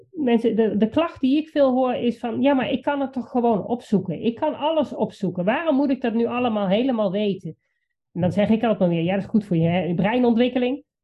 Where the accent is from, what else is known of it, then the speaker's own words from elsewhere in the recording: Achterhoek, Gelderland, Netherlands; hier bij ons in de achterhoek